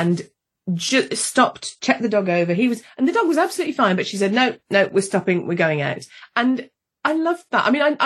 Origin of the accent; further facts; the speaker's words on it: United Kingdom; I'm British. I'm British.